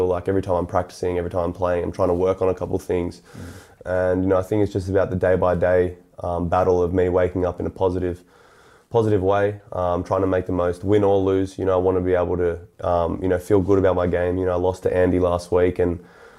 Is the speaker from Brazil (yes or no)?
no; Australia; growing up in Australia